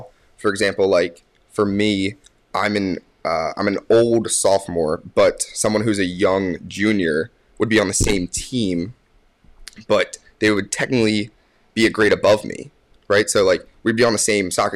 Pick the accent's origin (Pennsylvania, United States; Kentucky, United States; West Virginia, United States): Pennsylvania, United States; Warminster; I'm from Warminster, Pennsylvania